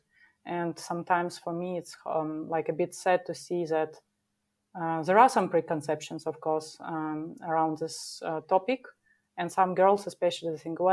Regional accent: Minsk, Belarus; moved away as an adult; now in Munich, Germany; a chief technical officer in small development office in Minsk, my hometown.

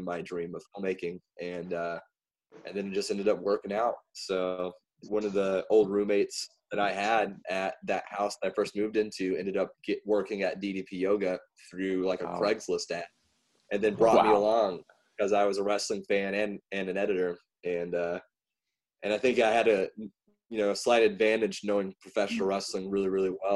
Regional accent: the South, United States; growing up in the South

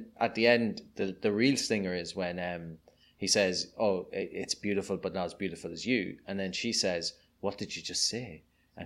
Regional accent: Ireland; accent: Irish; you may be able to tell from my accent, I'm Irish

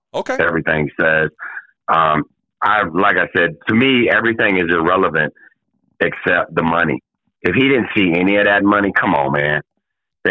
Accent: the South, United States; growing up in the South

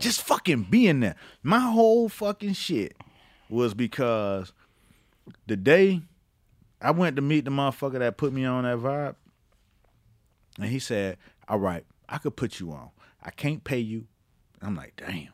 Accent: Florida, United States; moved away; I'm from Florida.

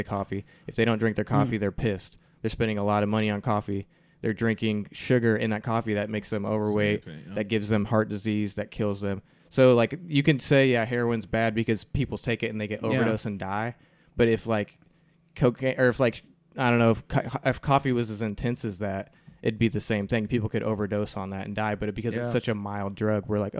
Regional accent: Indiana, United States; I grew up in Indiana

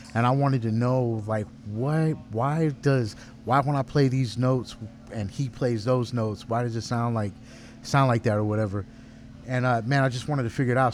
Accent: Garland, Texas, United States; I'm from Garland

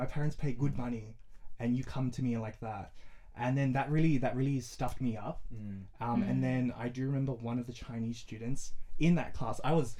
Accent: Samoa; now in Australia; But growing up in Samoa and growing up here is two different things.

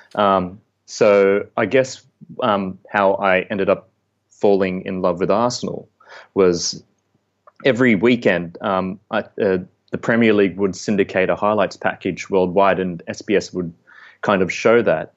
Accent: Sydney, New South Wales, Australia; moved away; I grew up in Western Sydney

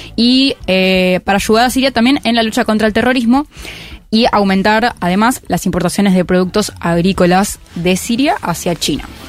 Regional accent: Argentina; yo soy argentina

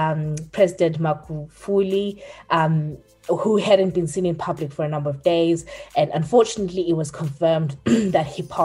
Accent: Zimbabwe; moved away; where we're from, which is Zimbabwe.

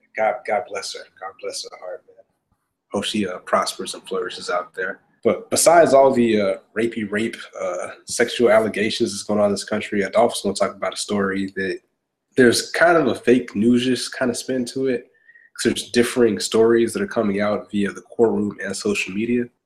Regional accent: Augusta, Georgia, United States; I grew up in Augusta, Georgia

